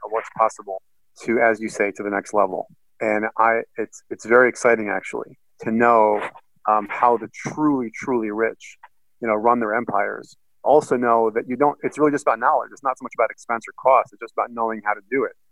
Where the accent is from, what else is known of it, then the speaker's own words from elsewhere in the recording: Boston, Massachusetts, United States; now in Chicago, United States; my hometown being Boston, not Chicago